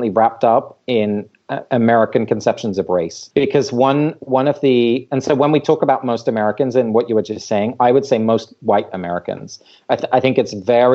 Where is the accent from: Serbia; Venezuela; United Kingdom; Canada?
United Kingdom; England; moved away; I have Dutch parents, so I grew up in England, but I don't have English heritage